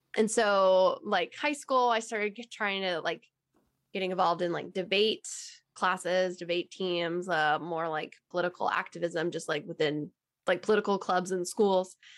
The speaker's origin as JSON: {"language": "English", "region": "Texas", "country": "United States", "tie": "born or raised there", "said": "I'm originally from Texas and born and raised"}